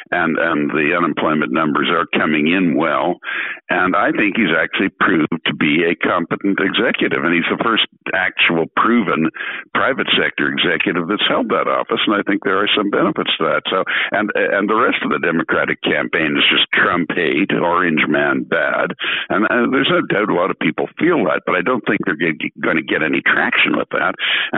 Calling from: Canada; I'm speaking from Canada, which is a bicultural country

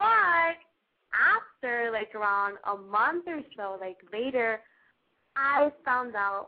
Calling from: Long Beach, California, United States; I'm 17. I'm calling from Long Beach, California.

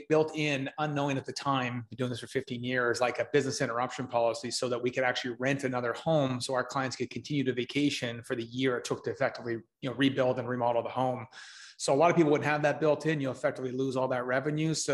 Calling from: Edmonton, Alberta, Canada; Uh, Edmonton, Alberta, Canada, where I'm right now in our, our head office.

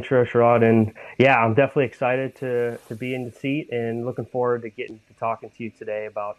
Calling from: San Diego, California, United States; Yeah, so I'm in sunny San Diego, California.

